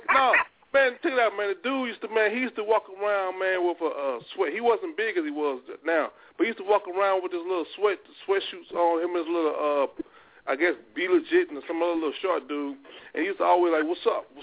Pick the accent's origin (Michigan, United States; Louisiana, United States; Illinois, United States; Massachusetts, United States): Louisiana, United States; I'm from Louisiana.